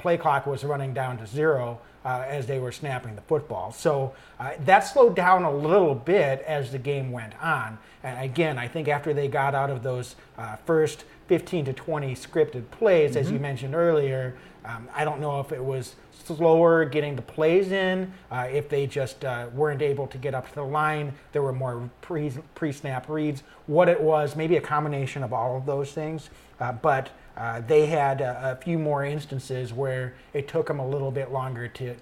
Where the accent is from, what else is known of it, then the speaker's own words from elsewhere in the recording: Wisconsin, United States; accent: Wisconsin; I'm from Wisconsin. I've got that accent